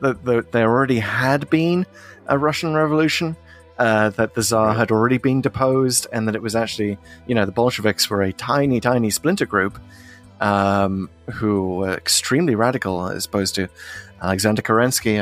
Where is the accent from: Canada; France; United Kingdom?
United Kingdom; as a Brit.